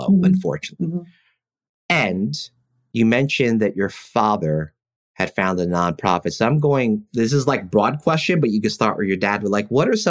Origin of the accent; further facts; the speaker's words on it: New York City, New York, United States; where we grew up in East Flatbush and South Ozone Park, and you know those neighborhoods, you can't not meet a lot of different people